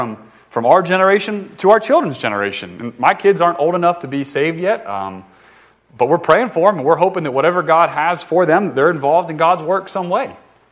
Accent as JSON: {"language": "English", "region": "the North", "country": "United States", "said": "I'm from the North."}